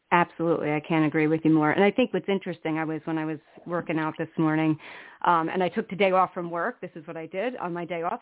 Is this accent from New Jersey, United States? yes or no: yes; New Jersey, United States; I'm from the East Coast in New Jersey